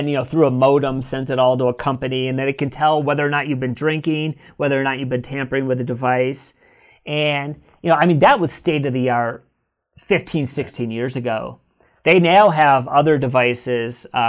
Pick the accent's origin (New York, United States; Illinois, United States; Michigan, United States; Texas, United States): Michigan, United States; Northern; now in California, United States; I'm from Northern Michigan